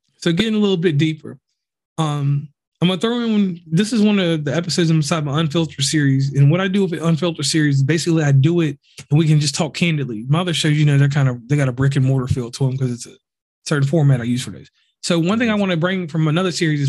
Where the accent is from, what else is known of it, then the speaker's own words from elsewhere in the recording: Virginia, United States; now in West Virginia, United States; I live in West Virginia, I'm from Virginia